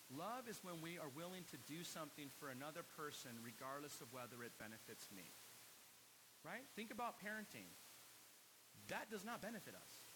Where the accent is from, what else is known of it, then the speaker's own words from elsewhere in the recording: United States; living as an American